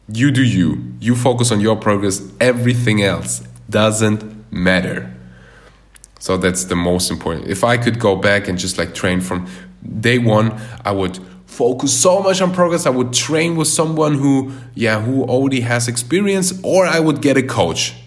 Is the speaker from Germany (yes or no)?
yes; Germany; moved away as an adult; now in Bali, Indonesia; I was born and raised in Germany, but my parents are from Russia, and then they moved to Uzbekistan